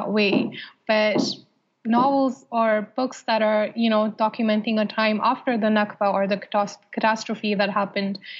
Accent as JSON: {"language": "English", "country": "Saudi Arabia", "tie": "born or raised there", "moved": "yes", "said": "growing up in Saudi Arabia"}